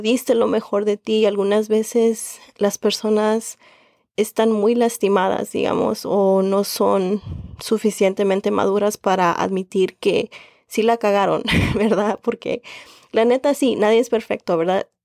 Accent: Mexico; first language Spanish; also born or lived in Indiana; now in Chicago, United States; soy mexicana con mucho orgullo

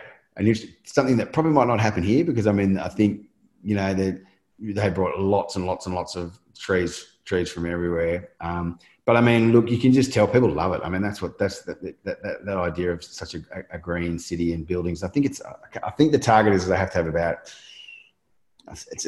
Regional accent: Australia

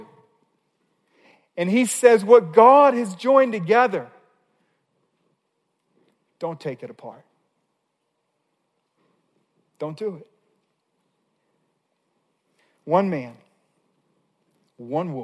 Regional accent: Missouri, United States; I grew up in Missouri, was in college in Missouri

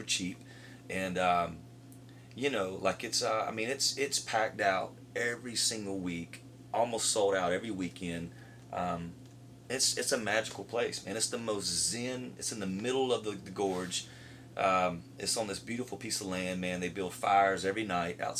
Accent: Tifton, Georgia, United States; moved away as an adult; also born or lived in Nashville; I love my hometown. Anybody, like, I love Tifton

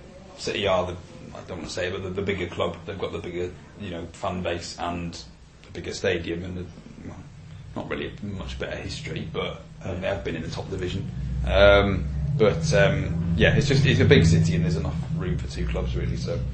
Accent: Bristol, South West England, United Kingdom; moved away as an adult; now in Wigan, United Kingdom; Well, I used to live in Bristol. I grew up in Bristol, but I moved when I was 18, so I kind of lost my accent. So, so I've been in Wigan for 6 years now.

